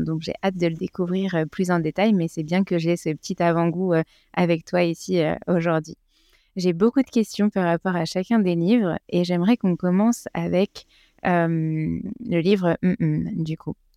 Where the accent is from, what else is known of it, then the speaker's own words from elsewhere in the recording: France; en tant que Français